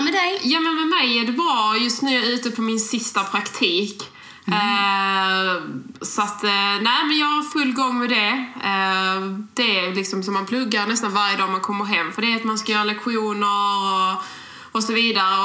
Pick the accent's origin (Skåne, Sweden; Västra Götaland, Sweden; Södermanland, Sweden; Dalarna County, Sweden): Skåne, Sweden; accent: broad Scanian (grov skånska); vi pratar väldigt grov skånska. eh, och, och, det är ju väldigt svårt att ändra på Eh, för vi är ju skåningar